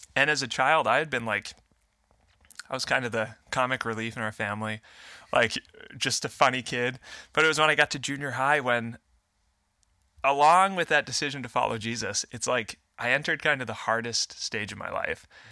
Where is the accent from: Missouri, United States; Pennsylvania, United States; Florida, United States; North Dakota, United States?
North Dakota, United States; Fargo; I'm a Fargo, Fargo native, born and raised.